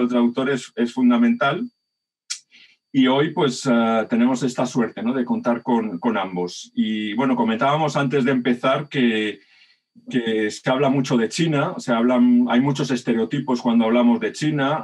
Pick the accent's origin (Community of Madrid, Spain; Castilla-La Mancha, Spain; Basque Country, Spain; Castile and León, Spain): Community of Madrid, Spain; Madrid; also born or lived in Gràcia, Barcelona; now in Barcelona, Spain; Yo además soy un madrileño del barrio barceloní de Gracia, por la suerte de haberme criado con la movida madrileña